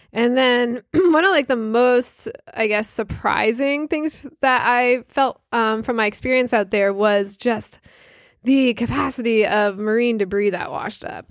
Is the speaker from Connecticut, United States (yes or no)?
yes; Connecticut, United States; moved away as an adult; I grew up in Connecticut, so I went to Block Island growing up as a kid